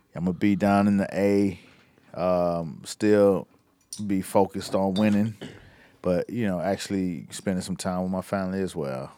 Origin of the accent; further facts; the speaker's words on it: the South, United States; moved away as an adult; also born or lived in New York; I was from the South